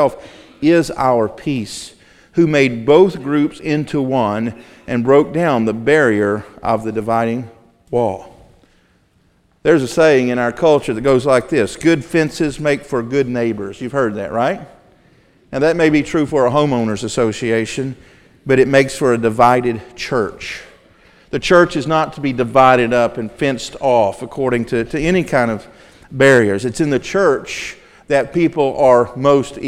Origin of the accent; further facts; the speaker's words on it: the South, United States; I grew up in Southern Baptist churches in the South